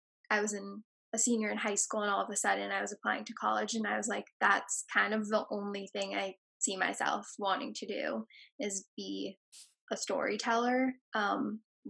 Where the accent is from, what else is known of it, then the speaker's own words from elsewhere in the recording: New York City, New York, United States; I grew up in Tribeca